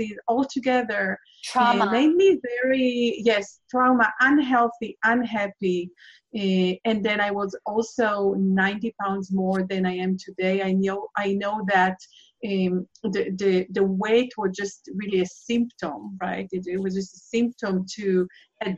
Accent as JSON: {"language": "English", "country": "Israel", "tie": "born or raised there", "said": "I'm originally from Israel, and I have been raised in Israel and lived through 4 wars."}